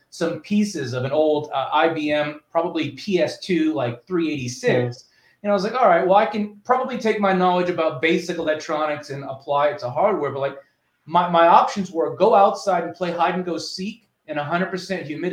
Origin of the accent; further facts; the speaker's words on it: New Orleans, Louisiana, United States; now in Austin, United States; I grew up in New Orleans